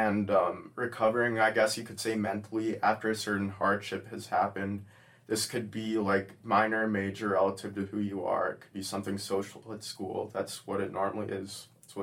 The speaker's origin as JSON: {"language": "English", "town": "Fort Myers", "region": "Florida", "country": "United States", "said": "I'm from Fort Myers, Florida"}